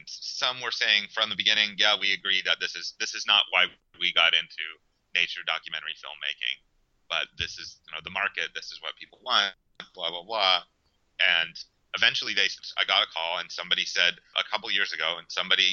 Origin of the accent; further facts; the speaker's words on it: Western Pennsylvania, United States; now in Miami, United States; I grew up in Western Pennsylvania.